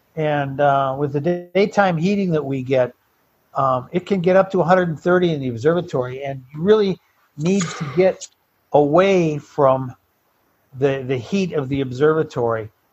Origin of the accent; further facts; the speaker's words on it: Detroit, Michigan, United States; moved away as an adult; now in Tucson, United States; Detroit was where I was born and raised